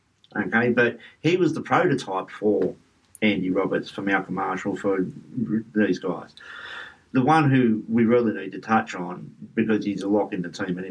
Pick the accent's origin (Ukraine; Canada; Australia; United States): Australia; So I just reflect back on how they used to make me feel as an Australian cricket supporter.